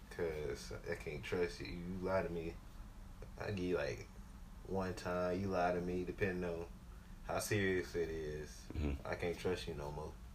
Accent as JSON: {"language": "English", "area": "Richmond County", "region": "North Carolina", "country": "United States", "said": "I'm from Richmond, Richmond County, North Carolina."}